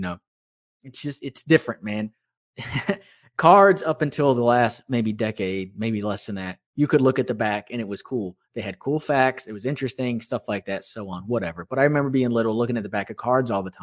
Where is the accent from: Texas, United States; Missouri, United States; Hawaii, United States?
Texas, United States; Houston; also born or lived in Austin; I'm from Houston. I got to come home